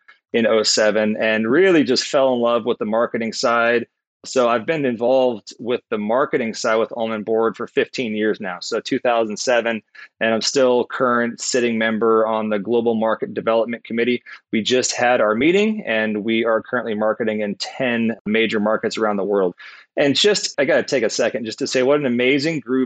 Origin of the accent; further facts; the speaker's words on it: Southern California, United States; I grew up in Southern California. I was a surfer.